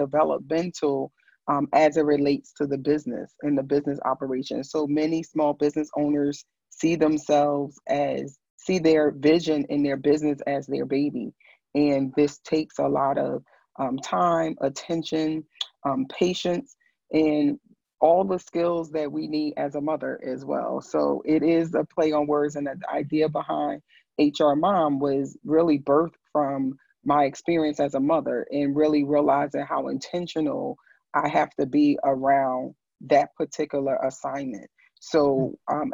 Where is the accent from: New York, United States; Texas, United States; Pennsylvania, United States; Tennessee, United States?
New York, United States; New York City; I am originally from Brooklyn, New York. I just call myself just a girl from Brooklyn